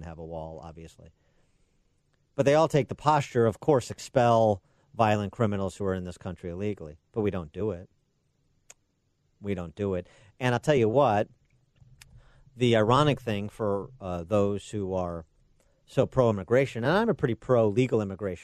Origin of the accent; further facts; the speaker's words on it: Chicago, Illinois, United States; Chicago, my hometown